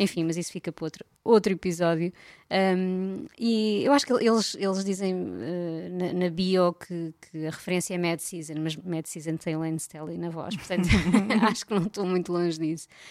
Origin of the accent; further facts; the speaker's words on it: Algarve, Portugal; eu cresci no Algarve